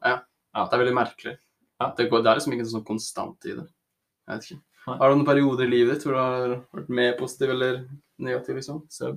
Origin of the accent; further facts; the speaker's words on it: Oslo area, Norway; Så er jeg fra Oslo-området og studerer friluftsliv.